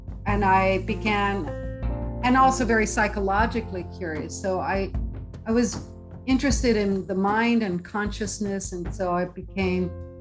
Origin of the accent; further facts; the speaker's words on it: Jeffersontown, Kentucky, United States; I grew up in the Midwest when I was in Louisville, Kentucky, just outside of it in a small suburbs called Jeffersontown.